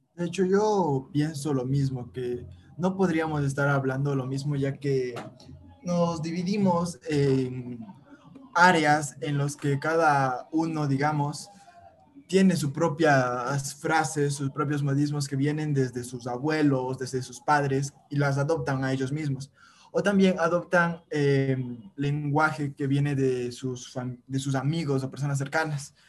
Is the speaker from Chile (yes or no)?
no; Ecuador